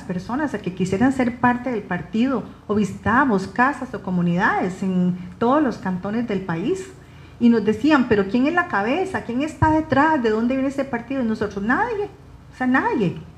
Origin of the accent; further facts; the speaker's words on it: Costa Rica; Los ticos somos muy dados a eso